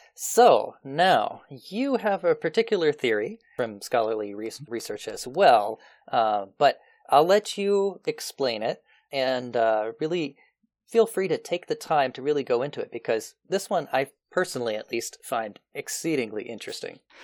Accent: United States; born or raised there

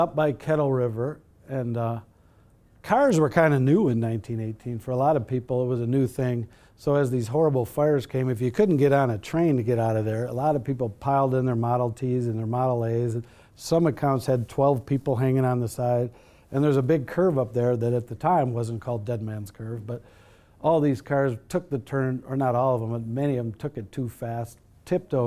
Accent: Chicago, Illinois, United States; moved away as an adult; also born or lived in Minnesota; now in Colorado, United States; I grew up in Chicago

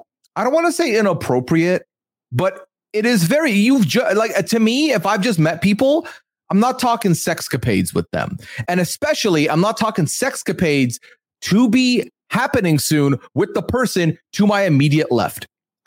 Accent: Dubai, United Arab Emirates; Like, listen, I come from Dubai.

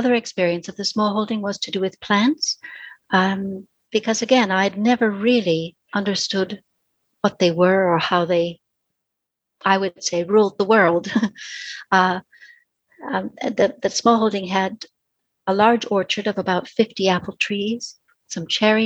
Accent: Minneapolis, Minnesota, United States; moved away as an adult; now in London, United Kingdom; I was born and grew up in Minneapolis, in Minnesota

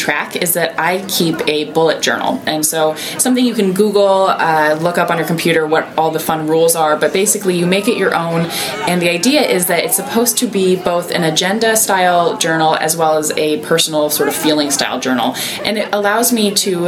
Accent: Iowa, United States; I grew up in Iowa

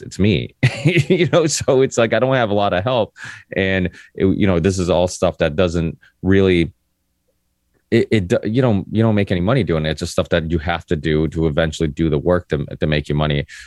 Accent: Ludlow, Massachusetts, United States; also born or lived in Portugal; came to America when I was four

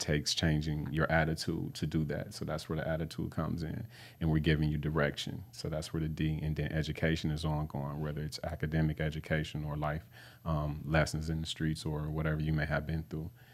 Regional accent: Flint, Michigan, United States; I grew up on Flint's, um, north side

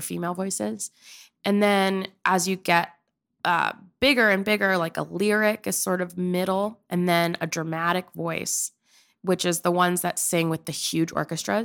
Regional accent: Pennsylvania, United States; moved away as an adult; also born or lived in Oklahoma; I'm from Pennsylvania.

